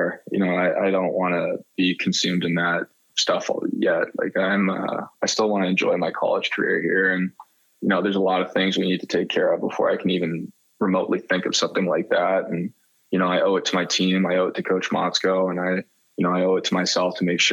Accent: Mississauga, Ontario, Canada; moved away; someone I grew up with back in Mississauga

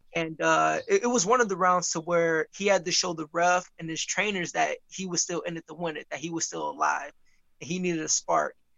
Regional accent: Muskegon, Michigan, United States; I'm from Muskegon

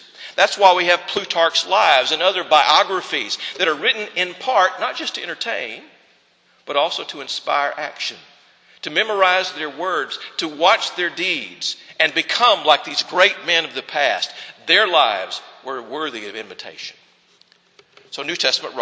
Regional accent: the South, United States; accent: southern; first language English; I wanted to be born in the United States of America, or that I wanted to speak English as my first language, or that I would want to take on the accent of the southern states

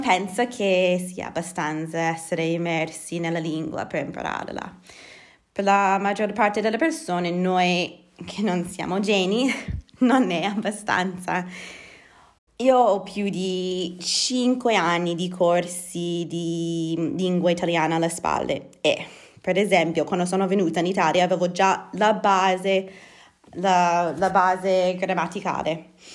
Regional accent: Edmonton, Alberta, Canada; Italian is a second language; moved away as an adult; now in Bergamo, Italy; sono canadese, nata e cresciuta a Edmonton, la capitale della provincia dell'Alberta.

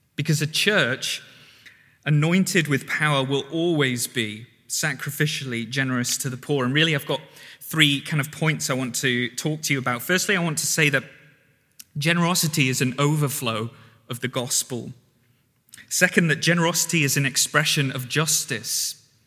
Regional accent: the North, the north of England, United Kingdom; moved away; I'm from the North

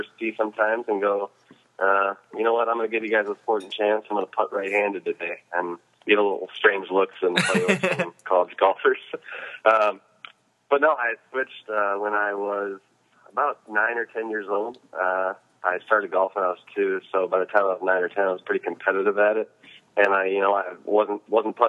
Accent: United States; as an American

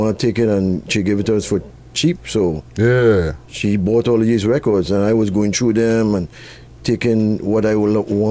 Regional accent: Trinidad & Tobago; now in Toronto, Canada; I was born in Trinidad

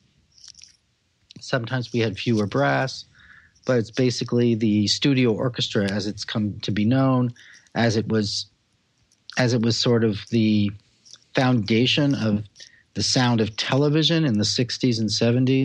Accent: Los Angeles, California, United States; also born or lived in Israel / Paris; I was raised in Los Angeles

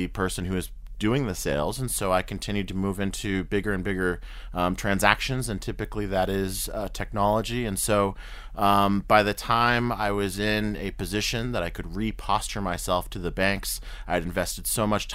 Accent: New Hampshire, United States; moved away as an adult; also born or lived in Denver / Chicago / Washington, D.C. / Boston; now in Kenya; I'm an American. I grew up in rural part of the U.S. called New Hampshire

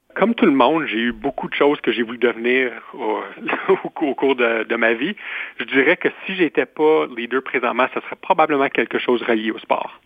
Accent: Ontario, Canada; also born or lived in Guelph; je suis franco-ontarien

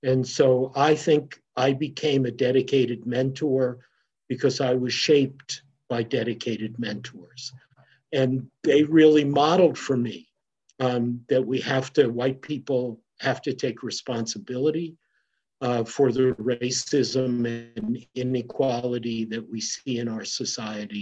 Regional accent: New London, Connecticut, United States; my childhood and youth growing up in New London, Connecticut

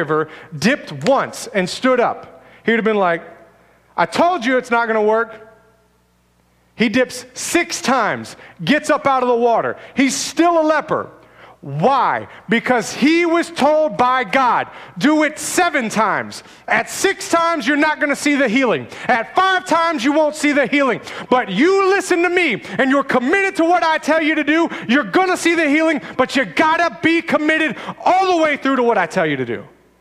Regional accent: United States

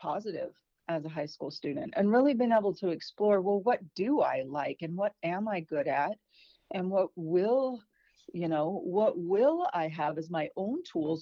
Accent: Fallon, Nevada, United States; also born or lived in Elko, Nevada / Virginia / Reno, Nevada; I was born in Elko, Nevada, and then raised in Fallon. So both rural agricultural towns out in the beauty of northern Nevada.

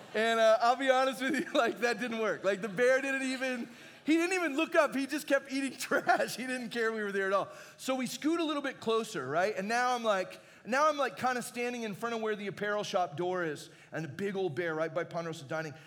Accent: Arizona, United States; I grew up in Arizona and I'd never been really close to a bear before.

